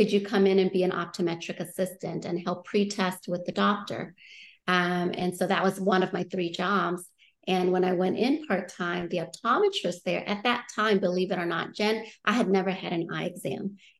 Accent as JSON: {"language": "English", "town": "New Orleans", "region": "Louisiana", "country": "United States", "tie": "born or raised there", "said": "I'm like, well, should I just say New Orleans? Because that's technically where I grew up a little bit. Right. But I moved around so much."}